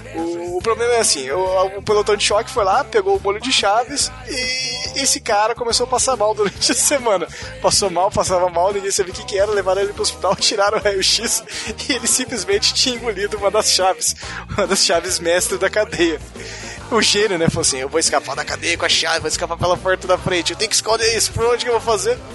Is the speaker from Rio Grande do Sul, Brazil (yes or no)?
no; Paraná, Brazil; Eu sou do Paraná e eu, eu tenho orgulho do... de ser da Rússia brasileira.